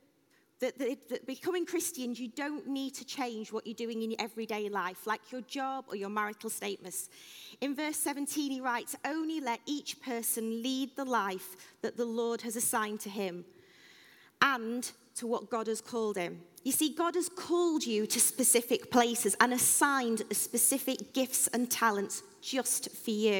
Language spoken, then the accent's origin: English; Sheffield, Yorkshire and the Humber, United Kingdom; moved away as an adult; now in Northampton, United Kingdom; We moved down from Sheffield, where we've lived our entire lives